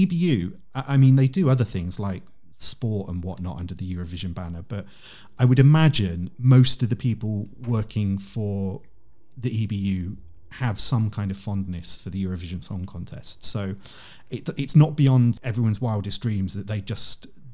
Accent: United Kingdom; as a Brit

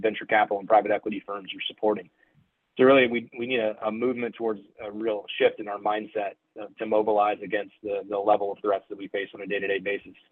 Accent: United States; I'm an American, I'm a patriot

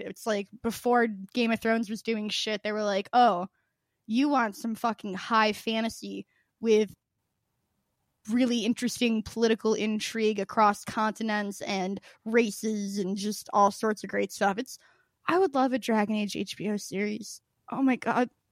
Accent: Southern Illinois, United States; I'm from, my family's from Southern Illinois

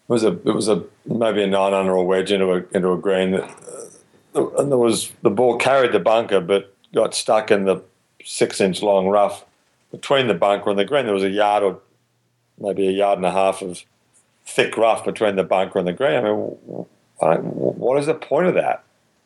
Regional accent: Melbourne, Victoria, Australia; the way I grew up playing golf in Melbourne

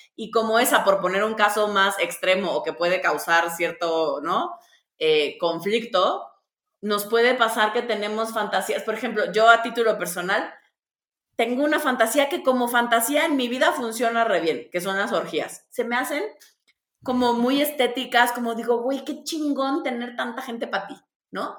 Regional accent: Tabasco, Mexico; yo soy de Tabasco

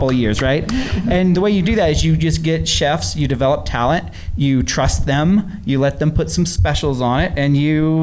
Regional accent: Florida, United States; now in Boise, United States; I grew up in Florida

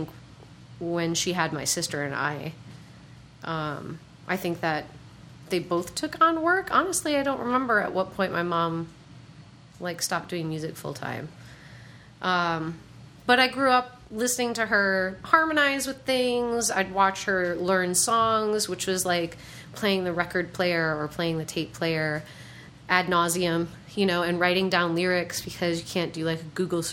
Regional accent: Muskegon, Michigan, United States; I am from Muskegon, Michigan

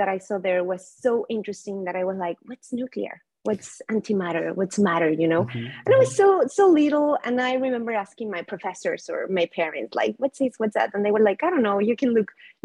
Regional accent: Mexico City, Mexico; I was born and raised in Mexico City

